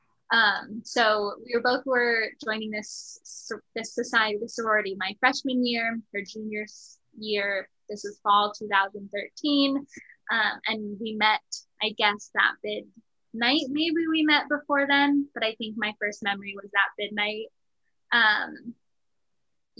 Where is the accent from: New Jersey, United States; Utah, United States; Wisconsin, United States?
Utah, United States; now in Washington, D.C., United States; I am from Utah. I think that's maybe why I don't identify as a Virgo, is because I rolled in dirt too much as a child.